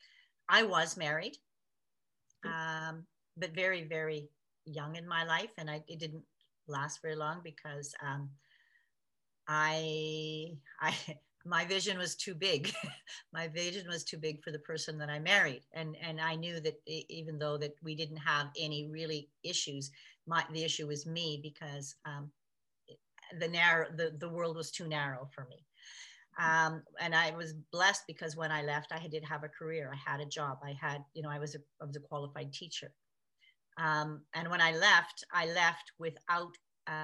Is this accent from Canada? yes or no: yes; Canada; I was born in Canada